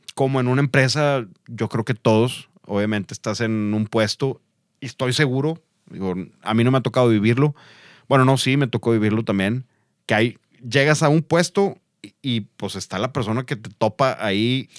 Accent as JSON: {"language": "Spanish", "country": "Mexico", "said": "siendo mexicanos"}